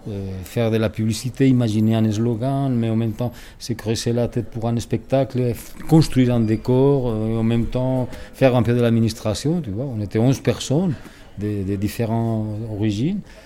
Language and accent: French; Spain; moved away as an adult; now in Switzerland; je parle, que je suis espagnol